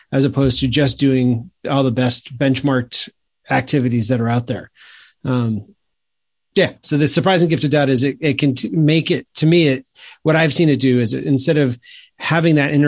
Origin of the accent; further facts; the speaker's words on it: Maine, United States; now in South Carolina, United States; I grew up in Maine.